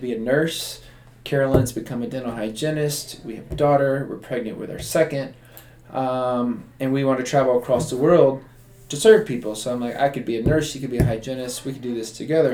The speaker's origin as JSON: {"language": "English", "town": "Tampa", "region": "Florida", "country": "United States", "tie": "born or raised there", "said": "I was born and raised in Tampa, Florida"}